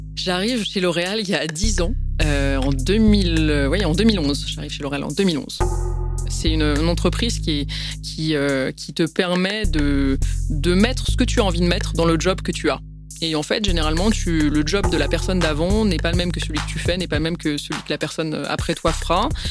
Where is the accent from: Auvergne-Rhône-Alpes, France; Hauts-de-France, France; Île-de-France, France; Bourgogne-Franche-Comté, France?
Île-de-France, France; Paris; Je suis née à Paris et après je suis d'origine arménienne